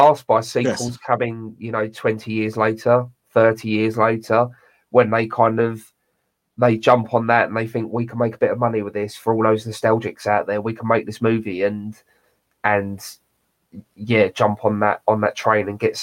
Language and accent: English; United Kingdom; accent: British; my British accent